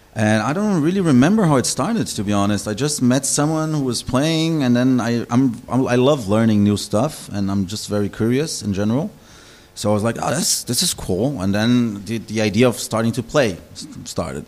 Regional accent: Brazil; moved away as an adult; also born or lived in Kleinostheim, Bavaria, Germany; now in Berlin, Germany; I was born in Brazil originally, but I grew up in Germany.

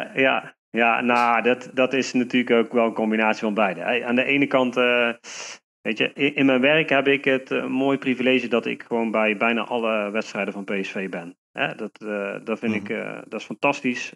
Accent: Nuenen, North Brabant, Netherlands; ik kom uit Nune. Hm. daar woon ik nu nog steeds, daar ben ik ook opgegroeid

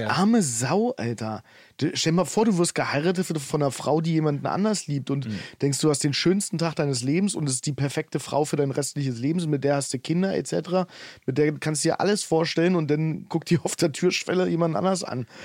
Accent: Potsdam, Brandenburg, Germany; Ich komme ja aus Potsdam und da bringt jeder seinen Slang irgendwie

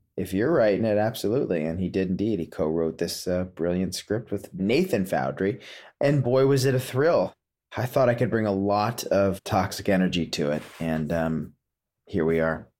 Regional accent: Potomac, Maryland, United States; also born or lived in California; now in Woodstock, United States; growing up in Potomac, Maryland, living in Woodstock, New York

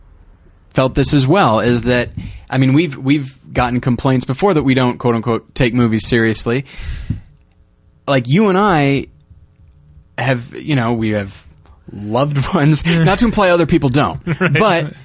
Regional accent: United States; I'm an American

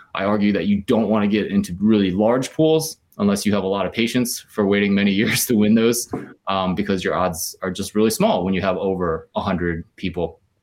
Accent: near Philadelphia, Pennsylvania, United States; moved away as an adult; also born or lived in Stanford, California; now in Ann Arbor, United States; I grew up near Philly

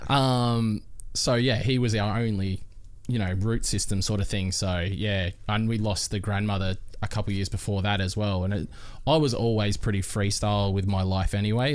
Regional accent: Melbourne, Victoria, Australia; moved away as an adult; also born or lived in Queensland; now in Gold Coast, Australia; I'm originally from Melbourne

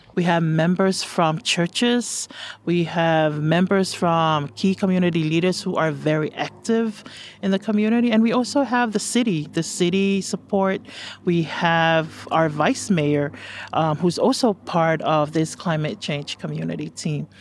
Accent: Samoa; moved away as an adult; now in United States; I'm originally from Samoa

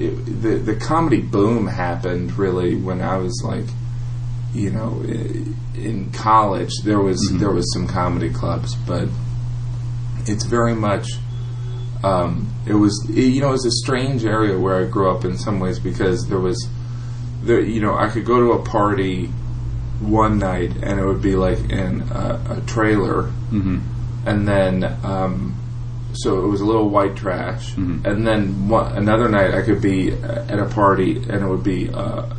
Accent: northwest Indiana, United States; moved away; I'm from Indiana

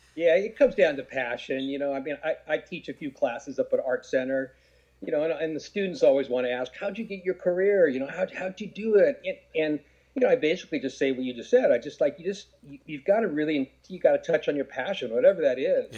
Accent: Garden Grove, California, United States; I grew up in Garden Grove

